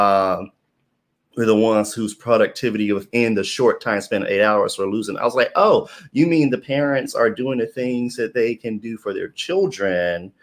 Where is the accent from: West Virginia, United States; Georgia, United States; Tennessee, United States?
Tennessee, United States; Memphis; moved away as an adult; also born or lived in New York; I was looking around in my hometown